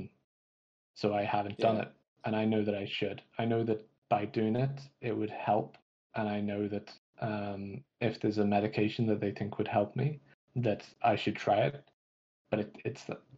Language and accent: English; Manchester, North West England, United Kingdom; moved away as an adult; also born or lived in London; now in Belfast, United Kingdom; I grew up in Manchester. I went to university in London, and then I moved to Belfast